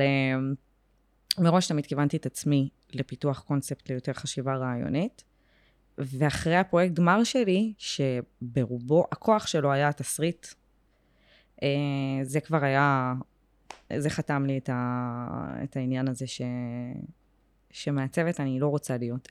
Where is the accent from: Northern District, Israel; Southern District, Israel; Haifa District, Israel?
Southern District, Israel; Beersheba; moved away as an adult; now in Tel Aviv, Israel; אני באר שבעית, באר שבעית גאה, בורן אנד רייז, היום בתל אביב, אבל עדיין מאוד באר שבעית